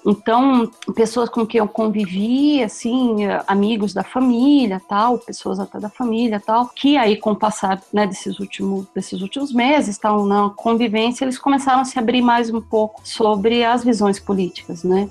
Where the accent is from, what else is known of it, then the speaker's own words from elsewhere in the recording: Brazil; eu sou brasileira